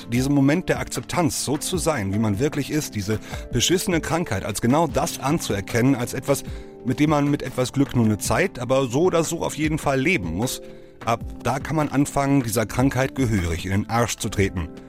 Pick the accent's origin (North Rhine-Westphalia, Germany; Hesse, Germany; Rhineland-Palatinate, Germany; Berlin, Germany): North Rhine-Westphalia, Germany; Manchmal ist einfach Scheiße, wie man bei uns im Ruhrgebiet so schön sagt